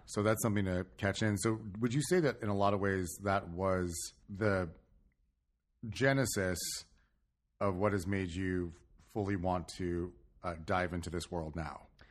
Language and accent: English; California, United States; I'm not from Long Island. I'm from California, like Chris